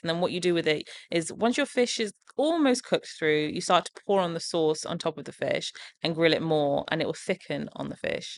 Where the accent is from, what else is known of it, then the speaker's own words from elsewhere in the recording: Portsmouth, South East England, United Kingdom; things I grew up eating in Portsmouth